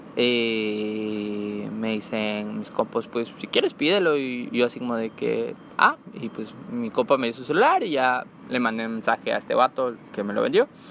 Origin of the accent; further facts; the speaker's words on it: Comalcalco, Tabasco, Mexico; soy originario de Comalcalco, Tabasco